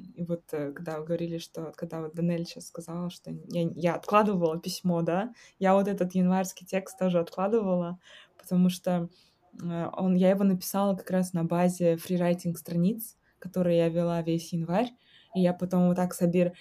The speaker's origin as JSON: {"language": "Russian", "country": "Kazakhstan", "moved": "yes"}